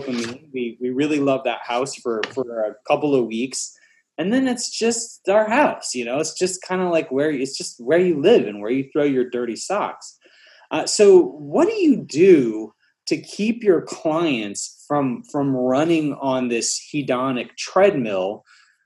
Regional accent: Alabama, United States; moved away as an adult; now in Atlanta, United States; We moved from Alabama, where I grew up, to here in Atlanta

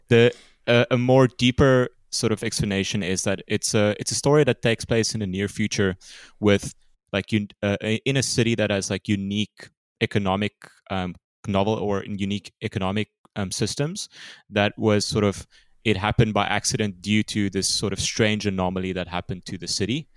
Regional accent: small town just outside Cape Town, Western Cape, South Africa; growing up in South Africa, you know, I grew up in a small town

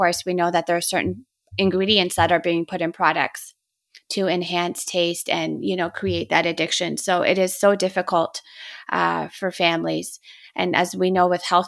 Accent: Toronto, Ontario, Canada; now in United States; I grew up in Toronto, Canada, and moving to the United States

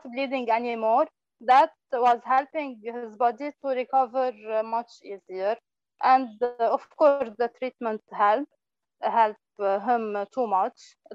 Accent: Lebanon; from Lebanon

